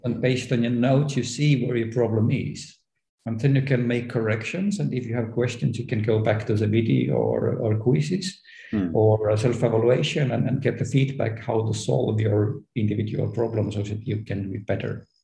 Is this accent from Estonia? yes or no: yes; Estonia; as I am from Estonia, where everything is digital